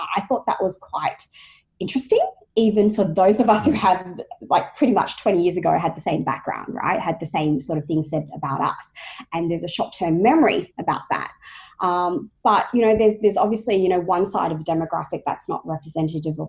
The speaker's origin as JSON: {"language": "English", "country": "Australia", "tie": "born or raised there"}